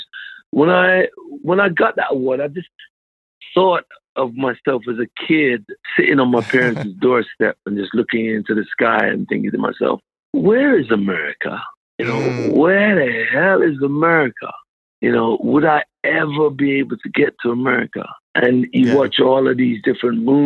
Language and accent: English; London, United Kingdom; In Southeast London, I grew up in Southeast London